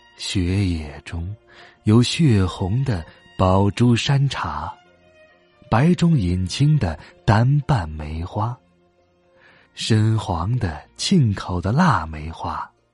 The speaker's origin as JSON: {"language": "Chinese", "town": "Hohhot", "region": "Inner Mongolia", "country": "China", "tie": "born or raised there", "said": "在呼和浩特，我的家乡"}